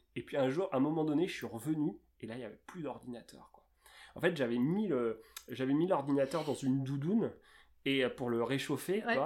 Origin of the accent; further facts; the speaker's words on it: Seine-et-Marne, Île-de-France, France; j'ai grandi dans un, en Seine-et-Marne